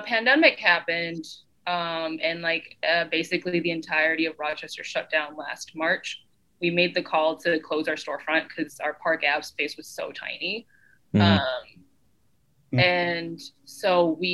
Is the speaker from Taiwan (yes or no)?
yes; Taiwan; moved away; I was born in Taiwan, which is a little island off of China